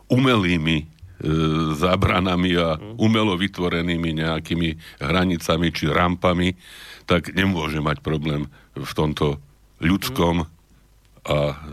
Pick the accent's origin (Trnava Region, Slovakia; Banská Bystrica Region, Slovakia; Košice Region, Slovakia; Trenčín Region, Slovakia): Trnava Region, Slovakia; Trnava; Ja som Trnavčan.